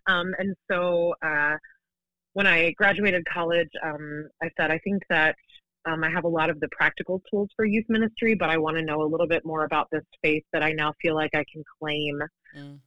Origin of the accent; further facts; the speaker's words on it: Baltimore, Maryland, United States; also born or lived in central Pennsylvania; I grew up in the Baltimore area, um, going to a Lutheran congregation